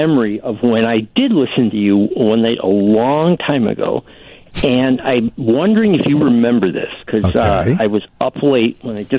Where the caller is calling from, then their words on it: Chicago, Illinois, United States; I'm calling from Chicago.